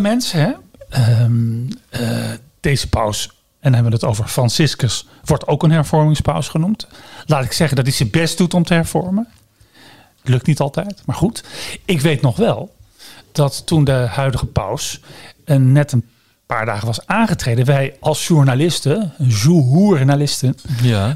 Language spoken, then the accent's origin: Dutch; Netherlands